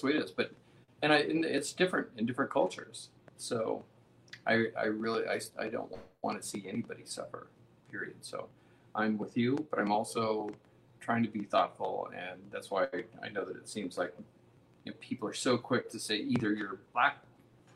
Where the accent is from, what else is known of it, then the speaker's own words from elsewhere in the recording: Midwest, United States; moved away; We come from the Midwest, and our experience with police in our little town from the Midwest was completely different than what it is here.